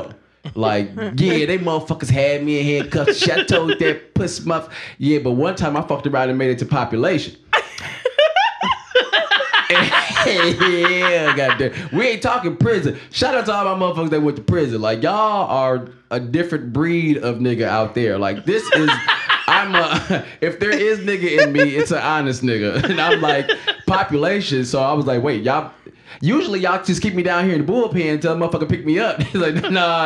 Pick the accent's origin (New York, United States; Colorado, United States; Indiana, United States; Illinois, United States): Illinois, United States; Waukegan; I'm from Waukegan. I did not graduate Waukegan high school